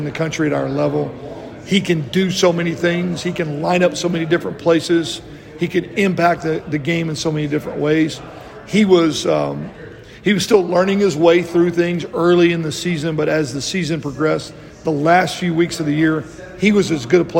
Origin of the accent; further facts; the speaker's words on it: Texas, United States; moved away; I grew up in Texas